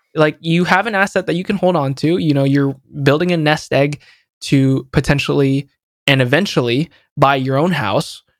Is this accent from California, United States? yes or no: yes; San Jose, California, United States; born or raised there